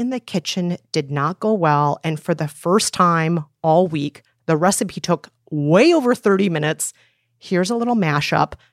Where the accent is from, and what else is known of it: United States